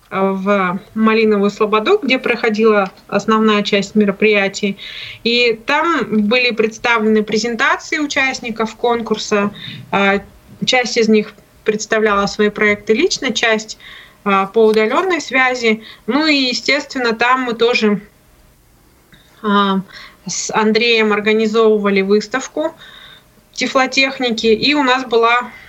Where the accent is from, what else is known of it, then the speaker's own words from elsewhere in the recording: Nizhny Novgorod, Nizhny Novgorod Oblast, Russia; Майя из Казахстана, я из Нижнего